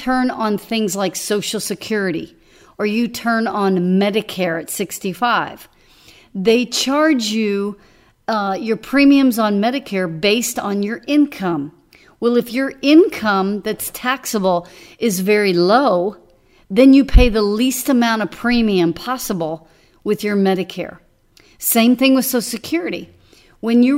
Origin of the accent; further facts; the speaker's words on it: Dallas, Texas, United States; moved away; I grew up in Dallas, and when I was growing up, I would drive from the Louisville area, the Denton area